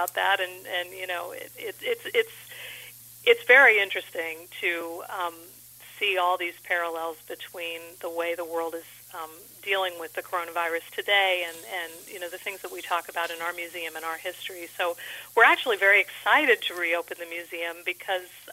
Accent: Los Angeles, California, United States; now in Saranac Lake, United States; I was actually originally from the Los Angeles area

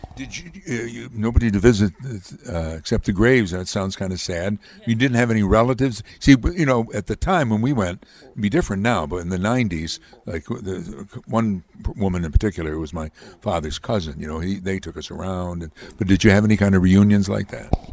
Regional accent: Amsterdam, New York, United States; Polish and Italian friends of mine growing up in Amsterdam

